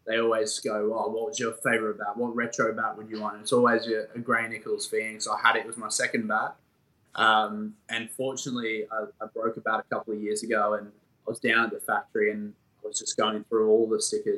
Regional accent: Sheffield, Yorkshire and the Humber, United Kingdom; I grew up in Sheffield in England

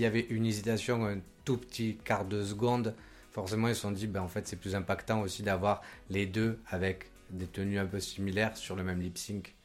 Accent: Côte d’Ivoire; now in Lyon, France; je viens de Côte d'Ivoire

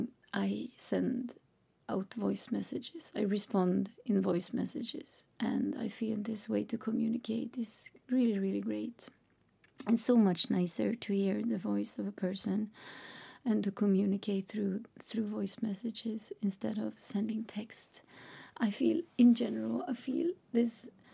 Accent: Sweden; English is a second language; I'm Swedish, which means that English is not my native language

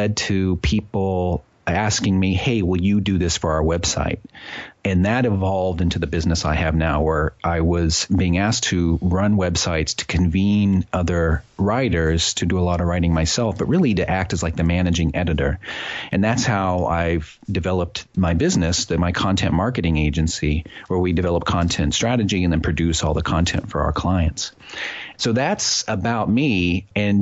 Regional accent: Midwest, United States; now in New Haven, United States; I grew up in the Midwest and went away to college

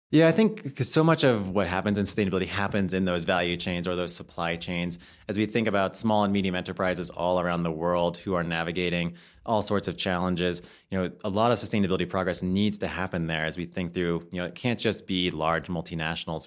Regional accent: United States; as an American

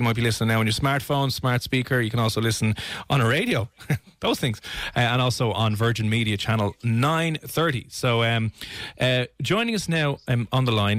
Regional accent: Ireland; being Irish

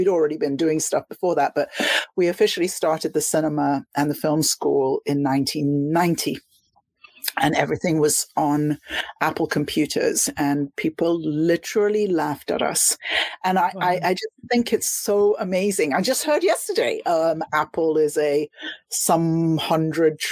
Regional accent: London, United Kingdom; moved away as an adult; also born or lived in Miami, Florida; I was from London, but I moved to Miami because London felt to me as though I was on the outside, even though I was a Londoner.

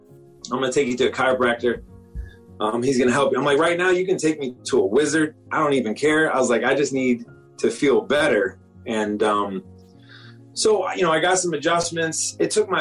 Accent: Washington, District of Columbia, United States; moved away as an adult; now in Florida, United States; I'm originally from the Washington, D.C. area. I came down to Florida to go to the University of Florida

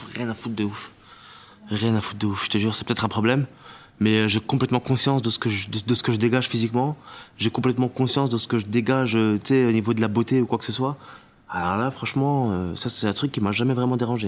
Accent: Tunisia; moved away; je viens de Tunisie et j'y vais très souvent, et surtout, j'étais à l'école là-bas quand j'étais plus petit

